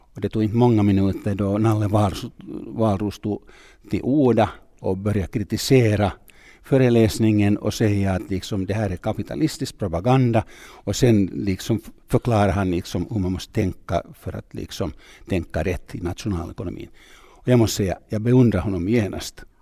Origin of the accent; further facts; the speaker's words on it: Tampere, Pirkanmaa, Finland; Swedish is a second language; Jag kommer från Tammerfors, jag gick i en finsk skola